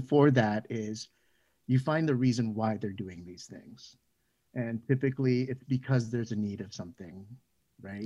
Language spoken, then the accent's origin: English; Canada; a Canadian child born, uh, from Filipino immigrant parents